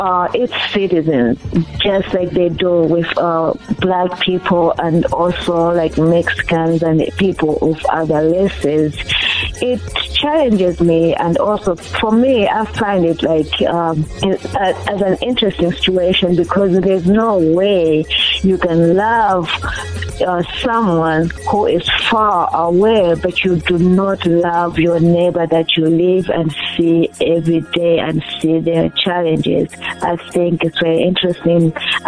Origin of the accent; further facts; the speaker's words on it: Malawi; now in Chicago, United States; I'm calling from Chicago, Illinois. I'm actually calling because, I'm originally from Malawi, Southeast Africa.